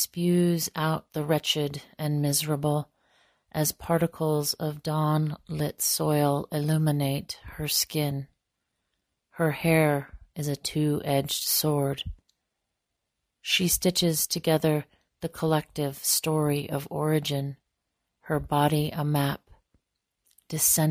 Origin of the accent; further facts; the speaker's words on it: northeastern Montana, United States; I am most rooted in my home community on the Menishoshe in northeastern Montana